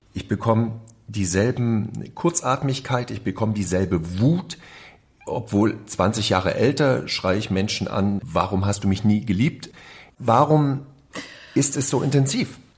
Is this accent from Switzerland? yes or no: no; East Germany, Germany; als ich in dieser DDR lebte